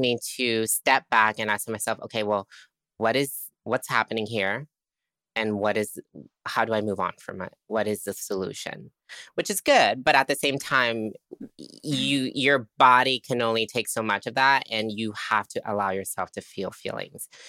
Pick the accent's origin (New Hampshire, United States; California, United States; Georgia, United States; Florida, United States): Florida, United States; Tampa; I grew up in, um, what I call Trampa. sorry, people from Tampa. Um, Tampa, Florida